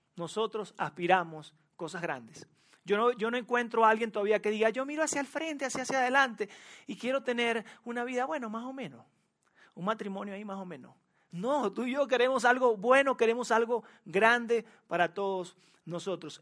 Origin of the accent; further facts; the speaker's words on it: Venezuela; moved away as an adult; also born or lived in Monterrey, Mexico; now in Mexico City, Mexico; yo nací en Venezuela, o quizás ya lo descubriste por mi acento